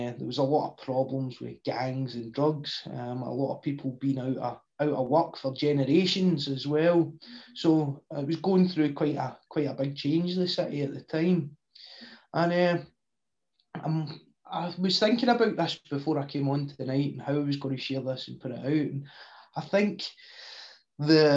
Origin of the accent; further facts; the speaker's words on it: Clydebank, Scotland, United Kingdom; I grew up in a place in the outskirts of Glasgow, as you can tell by the accent, in a lovely town called Claybank